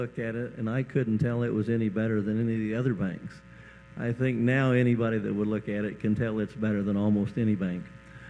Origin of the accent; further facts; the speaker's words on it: Salina, Kansas, United States; from Salina, Kansas.